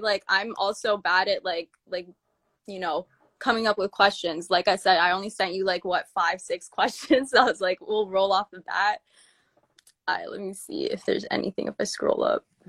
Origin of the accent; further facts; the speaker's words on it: Toronto, Ontario, Canada; I'm from Toronto